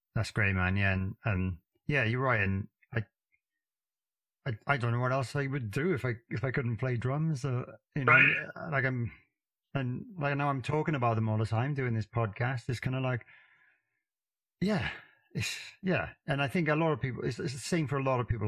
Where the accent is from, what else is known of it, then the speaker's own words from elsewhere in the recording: Wales, United Kingdom; I got a fairly strange accent being from Wales